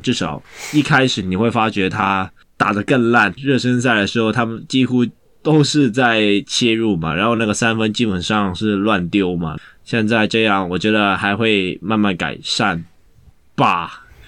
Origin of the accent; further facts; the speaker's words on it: Hong Kong; 那感觉应该也不是我们香港人想玩的东西